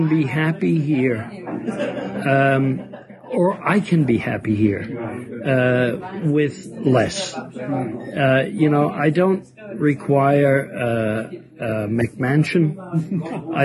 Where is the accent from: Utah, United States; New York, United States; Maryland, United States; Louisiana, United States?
New York, United States; New York City; moved away as an adult; now in Copenhagen, Denmark; Roosevelt Avenue, where I grew up, in Jackson Heights and Corona